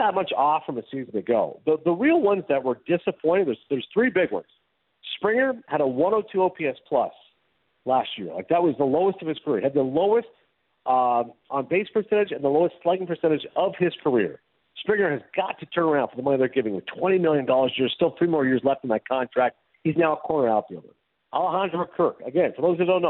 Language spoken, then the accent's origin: English; Kingston, Ontario, Canada; we grew up in Kingston, which is obviously a few hours from Toronto